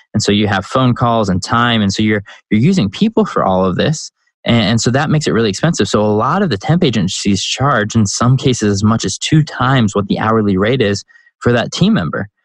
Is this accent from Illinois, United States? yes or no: yes; Chicago, Illinois, United States; now in North Carolina, United States; I grew up in Chicago